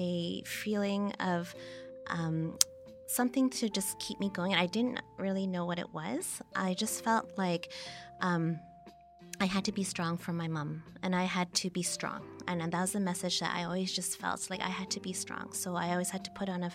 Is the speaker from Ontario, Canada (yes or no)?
yes; Toronto, Ontario, Canada; I was born and I grew up in Toronto in Canada